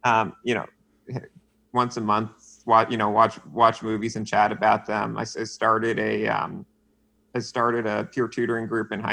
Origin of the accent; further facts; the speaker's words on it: Westchester, New York, United States; also born or lived in Pelham, New York / Armonk, New York; I grew up in Westchester, New York, so suburbs of the city, public school, lived in Pelham, then in Armonk